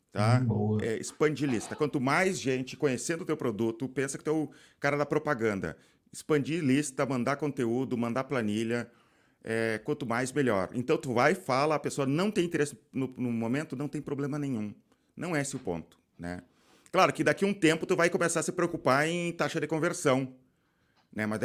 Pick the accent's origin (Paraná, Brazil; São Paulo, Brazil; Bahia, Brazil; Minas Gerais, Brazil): Minas Gerais, Brazil; Belo Horizonte; Eu sou de BH.